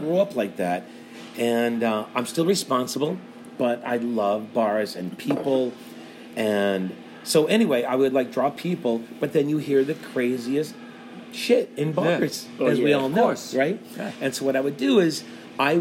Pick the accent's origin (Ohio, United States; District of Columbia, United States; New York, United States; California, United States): Ohio, United States; Cleveland; moved away; I grew up in Cleveland, Ohio